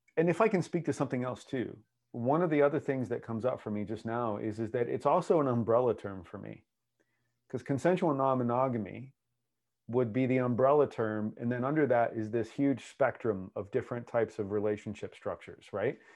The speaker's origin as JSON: {"language": "English", "country": "United States", "accent": "American", "said": "my American accent"}